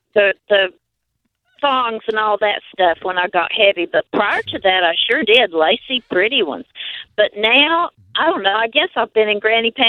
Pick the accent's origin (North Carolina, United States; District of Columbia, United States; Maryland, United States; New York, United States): North Carolina, United States; accent: North Carolina; You don't know my accent. It's from North Carolina.